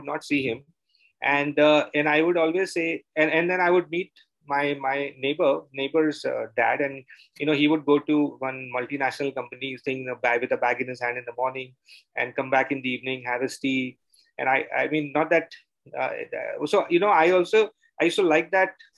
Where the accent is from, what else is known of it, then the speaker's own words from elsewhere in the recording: Mumbai, Maharashtra, India; moved away as an adult; now in Bangalore, India; I am from Bombay. I grew up in Bombay, and then I moved because of my work to Bangalore almost close to 25 years back.